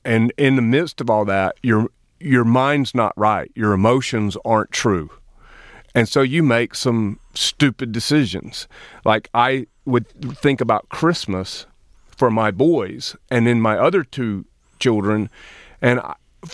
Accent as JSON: {"language": "English", "region": "Lower Alabama", "country": "United States", "also_born_or_lived": "Fenton, Michigan", "moved": "as an adult", "lives_now": "Michigan, United States", "said": "I am from Lower Alabama"}